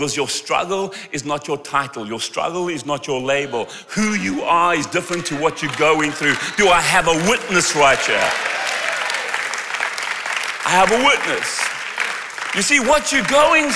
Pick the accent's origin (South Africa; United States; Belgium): South Africa; I'm from South Africa